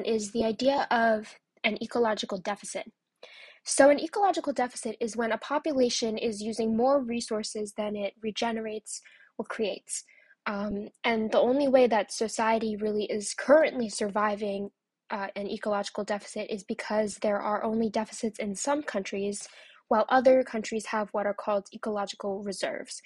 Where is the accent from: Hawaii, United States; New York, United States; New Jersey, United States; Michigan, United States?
New York, United States; New York City; As a New Yorker myself, and you know, feeling very identified with being from New York